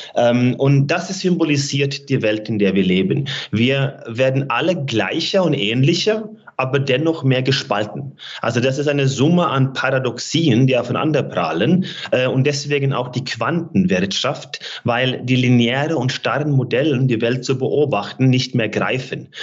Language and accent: German; Norway; moved away; meiner Heimat Norwegen